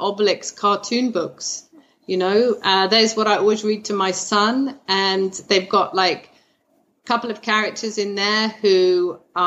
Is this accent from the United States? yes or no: no; United Kingdom; as a British person